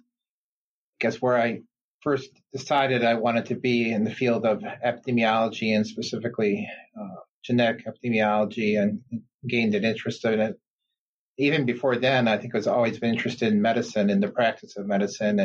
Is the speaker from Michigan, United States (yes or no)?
yes; Detroit, Michigan, United States; also born or lived in Baltimore / upstate New York; I'm from the Detroit area, actually. I grew up here